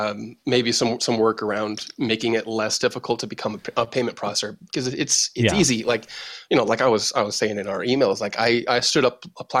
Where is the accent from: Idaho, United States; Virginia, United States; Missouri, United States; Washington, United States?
Idaho, United States; Boise; I grew up in Boise